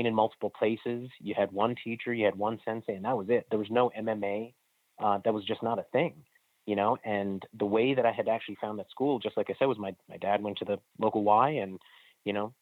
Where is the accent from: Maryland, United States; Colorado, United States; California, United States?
Maryland, United States; Silver Spring; I grew up in the Silver Spring, Maryland area. I still live here